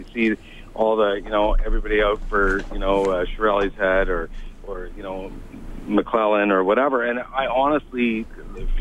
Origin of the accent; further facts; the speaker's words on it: Sherwood Park, Alberta, Canada; now in Ottawa, Canada; I grew up in Sherwood Park